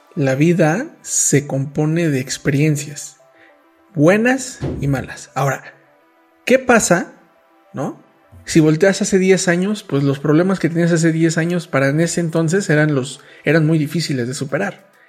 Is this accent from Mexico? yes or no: yes; Mexico; nací en México